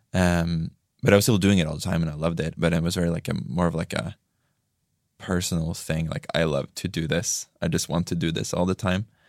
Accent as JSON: {"language": "English", "town": "Tromsø", "region": "Troms", "country": "Norway", "said": "I'm from Tromsø, which is you know north of the Arctic Circle."}